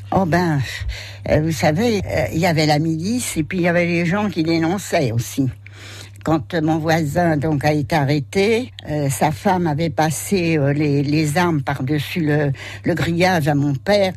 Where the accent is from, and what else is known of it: Gagny, Île-de-France, France; born or raised there; also born or lived in Pantin; now in Sainte-Hermine, France